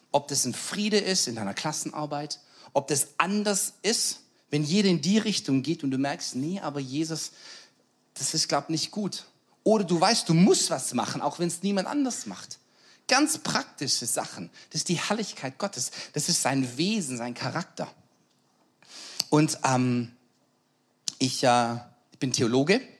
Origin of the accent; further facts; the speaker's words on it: Schwäbisch Hall, Baden-Württemberg, Germany; Und ich komme aus Schwäbisch Hall, dann macht Gott was in Schwäbisch Hall und ich sage, ich will dabei sein.